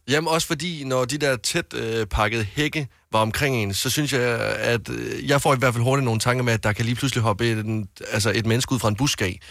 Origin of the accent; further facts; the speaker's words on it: Varde, Southern Denmark, Denmark; moved away; da jeg gik øh, på handelsskolen hjemme i Varde